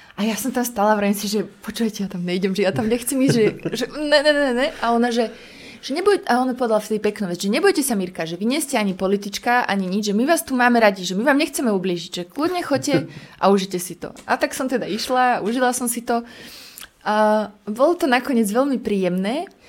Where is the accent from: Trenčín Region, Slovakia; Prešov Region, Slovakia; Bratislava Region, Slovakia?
Trenčín Region, Slovakia; Prievidza; moved away; also born or lived in Bojnice; ja predtým som žila v prievidzi úplne šťastná, ja som vyrastala na Zapotvočkoch